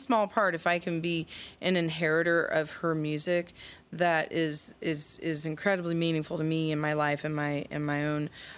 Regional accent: Fayetteville, Arkansas, United States; moved away; the home where I grew up in Fayetteville.

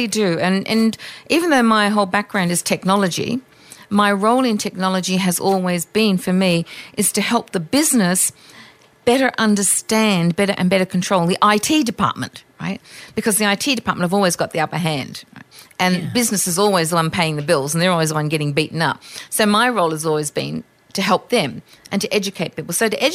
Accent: Australia; I'm Australian, so I have some colloquialisms.

